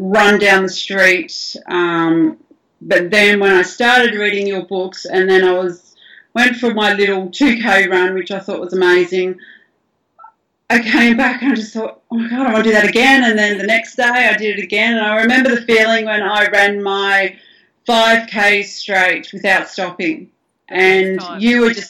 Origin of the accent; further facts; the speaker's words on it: Blue Mountains, New South Wales, Australia; moved away as an adult; now in Maryland, United States; Originally, I grew up in the Blue Mountains.